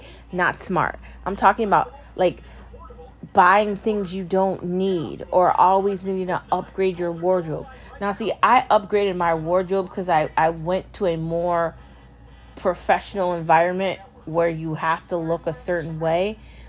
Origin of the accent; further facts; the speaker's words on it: United States; I was treated like I was a foreigner in a country where I'm an American